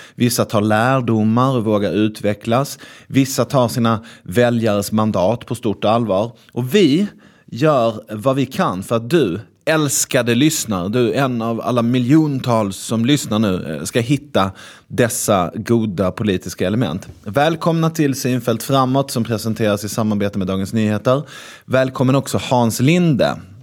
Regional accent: Malmö, Skåne, Sweden; jag är ju från Malmö

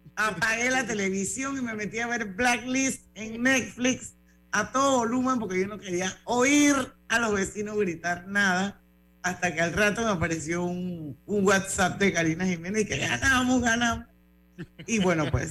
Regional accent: Panama; todos somos panameños, todos los que vivimos aquí

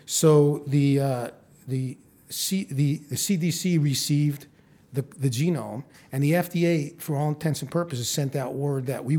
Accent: New York, United States; moved away as an adult; now in Phoenix, United States; I'm originally from New York, where I went to medical school, but I came out here to do my residency and stayed.

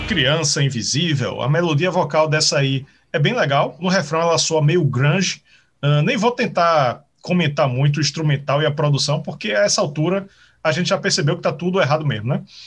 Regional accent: Pernambuco, Brazil; eu sou de Pernambuco

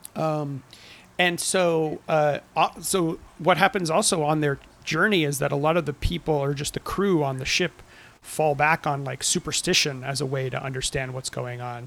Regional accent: Southern California, United States; I'm from Southern California

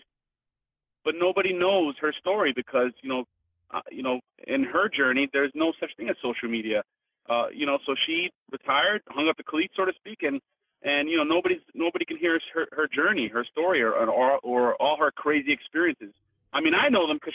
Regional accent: Miami, Florida, United States; I grew up in Miami

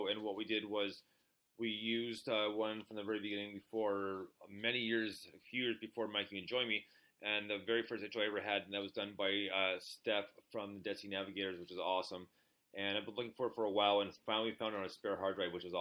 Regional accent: Montreal, Quebec, Canada; also born or lived in Ottawa; now in London, Canada; I grew up in Montreal.

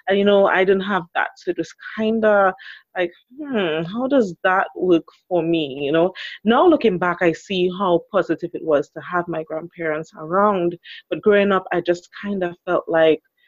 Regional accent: Trinidad & Tobago; I'm from the beautiful Twin Island Republic of Trinidad and Tobago.

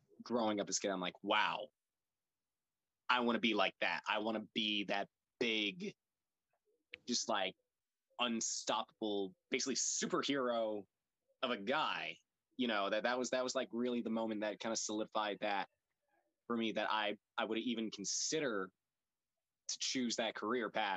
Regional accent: Conyers, Georgia, United States; I'm a kid from Conyers, Georgia, grew up watching wrestling

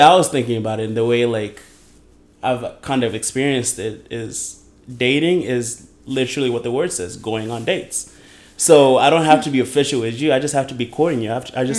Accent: Kenya; I'm this Kenyan

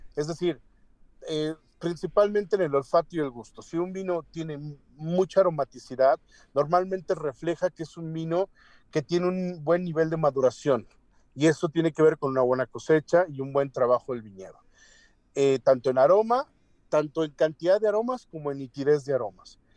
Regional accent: Mexico

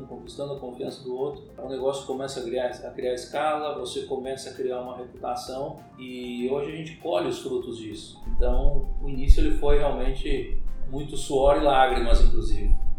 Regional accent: Paraná, Brazil; moved away as an adult; now in Sorriso, Brazil; eu sou paranaense é, de nascimento e sorrisense de coração

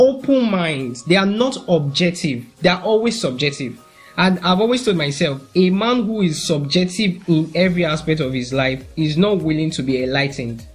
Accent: Nigeria; I'm a Nigerian.

